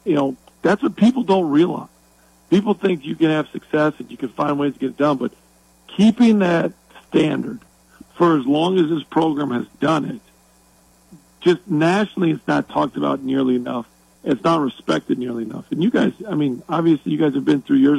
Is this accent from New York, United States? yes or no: no; Wisconsin, United States; I wanted to build something at home. I'm from Wisconsin.